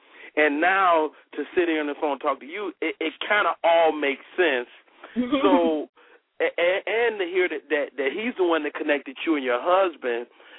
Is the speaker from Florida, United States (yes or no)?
no; Chicago, Illinois, United States; I'm from Chicago